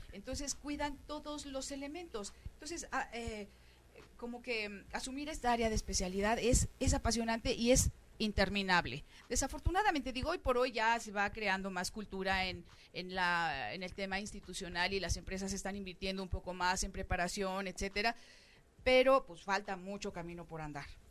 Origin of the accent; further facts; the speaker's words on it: Mexico; como mexicana